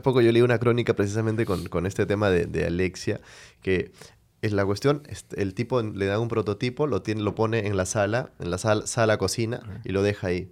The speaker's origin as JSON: {"language": "Spanish", "country": "Venezuela", "moved": "yes", "lives_now": "Peru", "said": "soy de Venezuela"}